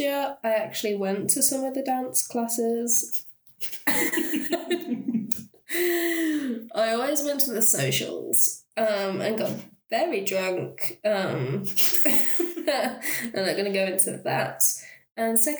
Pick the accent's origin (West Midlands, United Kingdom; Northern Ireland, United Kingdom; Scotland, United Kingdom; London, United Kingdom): West Midlands, United Kingdom; Birmingham; moved away as an adult; now in Leicester, United Kingdom; I come from Birmingham, which is a pretty big city